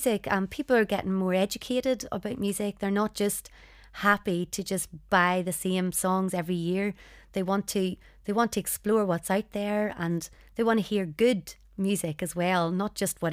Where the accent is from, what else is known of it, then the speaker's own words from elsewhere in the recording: Northern Ireland, United Kingdom; growing up in Northern Ireland